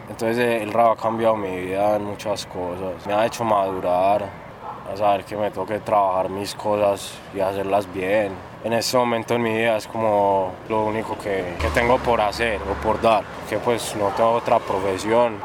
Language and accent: Spanish; El Retiro, Antioquia, Colombia; born or raised there; also born or lived in Medellín / La Ceja / Llano Grande